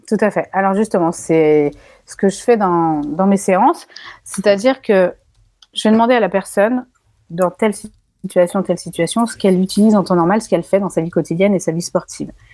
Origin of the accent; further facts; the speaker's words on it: France; Je suis française